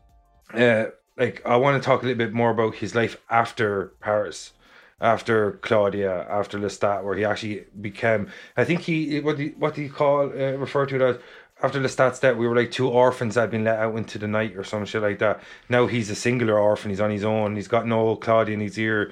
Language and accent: English; Ireland; as being Irish